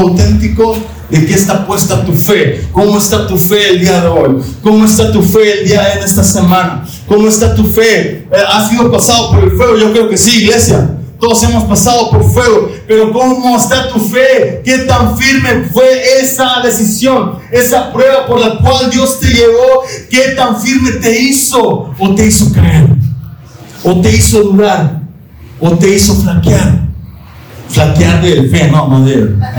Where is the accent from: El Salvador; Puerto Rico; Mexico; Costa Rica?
Mexico; Monterrey, Nuevo León; hay un orgullo de regios, ¿verdad? O yo me siento orgulloso de mi tierra